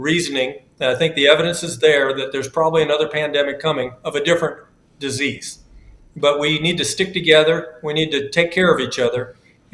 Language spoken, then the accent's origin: English; United States; We're over COVID as American people